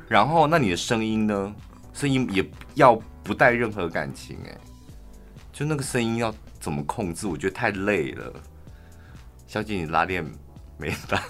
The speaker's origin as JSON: {"language": "Chinese", "region": "Taichung", "country": "Taiwan", "said": "我们都是台中人"}